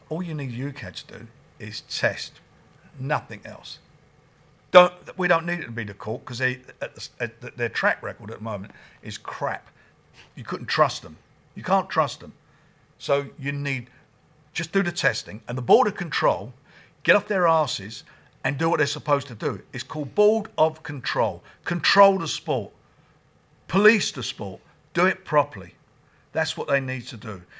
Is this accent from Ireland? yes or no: no; Islington, London, United Kingdom; It was a tough area.